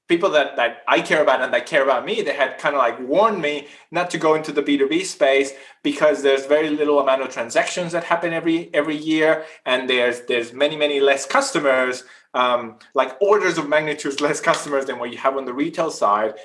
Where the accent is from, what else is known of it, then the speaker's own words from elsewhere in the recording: northern Chile, Chile; moved away as an adult; now in Australia; I'm originally from South America. I grew up in Chile, in the north part of Chile, in the driest desert in the world